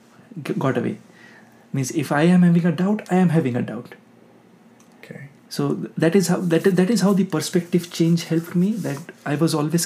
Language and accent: English; West Bengal, India; moved away as an adult; also born or lived in Kota, Rajasthan / Jabalpur; now in Texas, United States; My home state is West Bengal